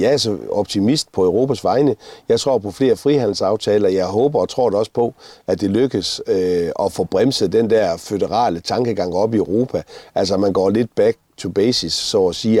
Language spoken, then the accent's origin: Danish; Denmark; vi har et fælles nævner, der hedder, at vi kommer fra Danmark